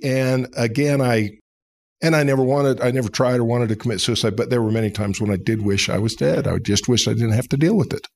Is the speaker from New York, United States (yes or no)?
no; Seattle, Washington, United States; moved away as an adult; also born or lived in Provo, Utah; now in Atlanta, United States; I was born in Utah, raised in Seattle, Washington